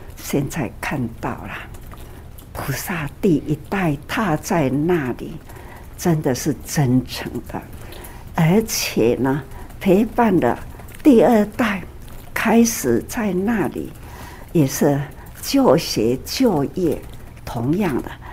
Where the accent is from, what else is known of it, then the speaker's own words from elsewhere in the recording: Taiwan; 我们在台湾也是祖先 出来的时候，它也是移民啊